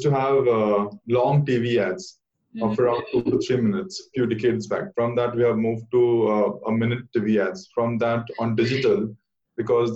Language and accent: English; Kolkata, West Bengal, India; I hail from Calcutta